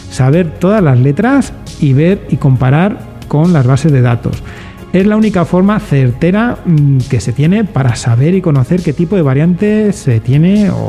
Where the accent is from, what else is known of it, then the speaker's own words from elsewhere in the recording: Granada, Andalusia, Spain; now in León, Spain; vengo de Granada sí que lo vivo bastante, lo he vivido bastante